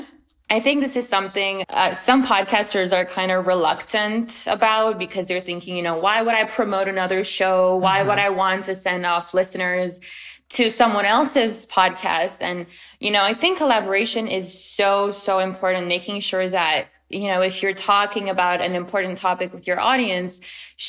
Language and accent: English; Romania; moved away as an adult; also born or lived in China; now in United States; I'm originally from Romania, but I've lived for 2 years in China and then I came to the States 5 years ago.